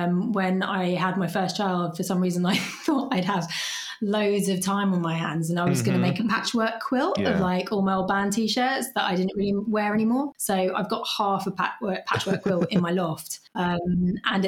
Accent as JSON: {"language": "English", "town": "Hove", "region": "South East England", "country": "United Kingdom", "accent": "British", "said": "We're in Hove, actually"}